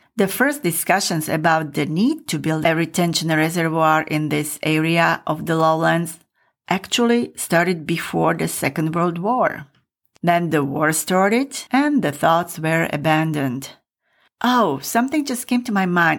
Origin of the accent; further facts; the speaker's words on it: Michalovce, Košice Region, Slovakia; moved away; when I was growing up in Michalovce.